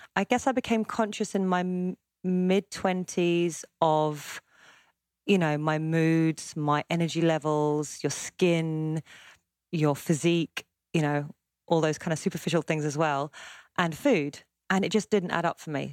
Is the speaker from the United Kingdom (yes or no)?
yes; Surbiton, London, United Kingdom; I live in London. I grew up mostly in southwest London, so it's called Greater London now, as London keeps expanding. In a place called Surbiton, part of Kingston, near Wimbledon.